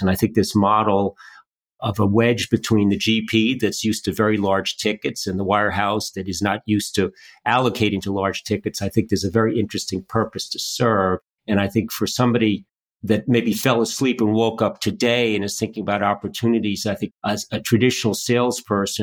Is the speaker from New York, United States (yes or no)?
yes; New York, United States; I'm from New York